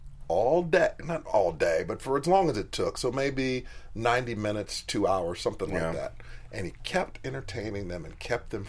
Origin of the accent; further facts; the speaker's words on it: Chicago, Illinois, United States; I come from Chicago